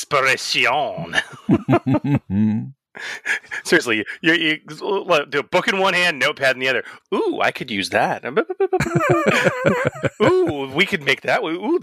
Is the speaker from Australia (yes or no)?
yes; Australia; accent: Australian; I'm my Australian accent, so I was like, have you read this?